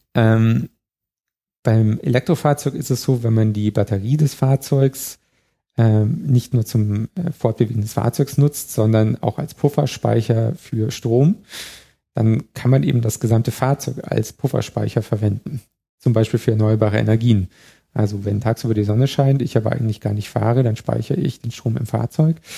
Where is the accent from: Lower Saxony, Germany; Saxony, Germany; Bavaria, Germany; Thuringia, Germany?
Bavaria, Germany; Chiemgau; now in Berlin, Germany; ich komme aus dem Chiemgau, wenn ich zum nächsten See gefahren bin, bin ich über drei Hügel gefahren